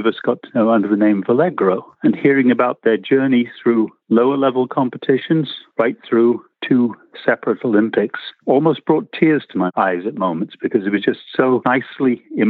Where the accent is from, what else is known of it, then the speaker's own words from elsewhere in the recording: England, United Kingdom; moved away as an adult; also born or lived in Nairobi, Kenya; now in San Diego, United States; And I'm originally from United Kingdom, sort of, in that I was born in Africa, in Nairobi.